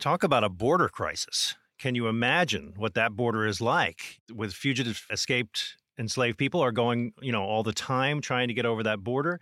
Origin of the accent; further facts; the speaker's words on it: New Jersey, United States; I grew up in South Jersey, completely different than North Jersey.